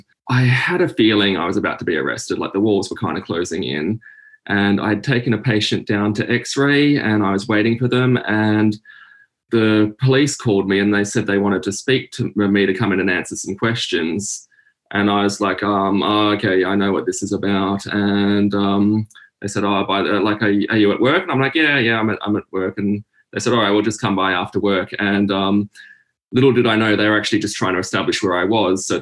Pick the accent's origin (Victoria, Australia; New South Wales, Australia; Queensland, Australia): New South Wales, Australia; Sydney; moved away as an adult; now in Newcastle, Australia; I'm from Sydney, Australia. I currently live in Newcastle